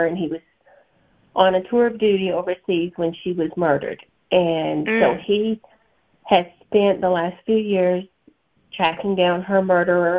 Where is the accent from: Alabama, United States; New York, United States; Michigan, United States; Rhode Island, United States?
Alabama, United States; accent: thick Southern; You can probably tell by my thick Southern accent, I'm a Bama girl.